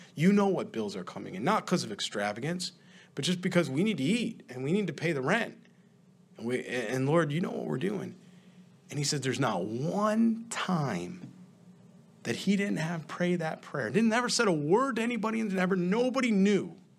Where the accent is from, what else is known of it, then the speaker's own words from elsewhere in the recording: upstate New York, United States; moved away; When, when my wife and I go back upstate, a lot of times, New York, sometimes they'll have different events or weddings or baptism, and I'll go back into the Catholic Church, right? And certainly there's fond memories there. I mean, I grew up in that church